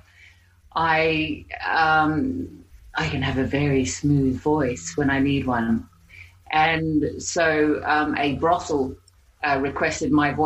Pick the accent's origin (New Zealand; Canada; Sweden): New Zealand; accent: Aussie Kiwi English accent; moved away as an adult; now in Australia; I'm actually from New Zealand. I was born there, and I came to Australia when I was 21.